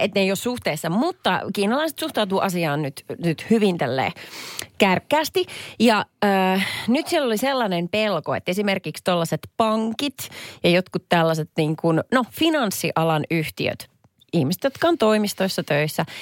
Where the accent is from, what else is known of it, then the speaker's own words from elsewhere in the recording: Perniö, Southwest Finland, Finland; Mä oon kotoisin Varsinais-Suomen Perniöstä